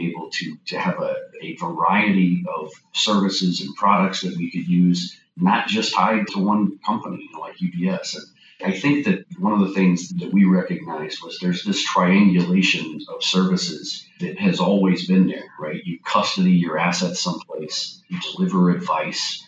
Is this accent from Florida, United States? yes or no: yes; St. Petersburg, Florida, United States; Born and raised in St. Petersburg, Florida, went to college here at Eckerd College